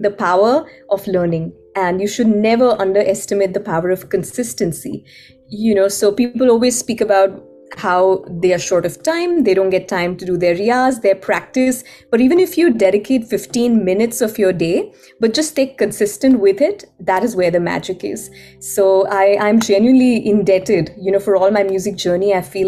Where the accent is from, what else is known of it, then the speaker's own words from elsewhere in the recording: Ahmedabad, Gujarat, India; moved away as an adult; now in Seattle, United States; I was born and raised in Ahmedabad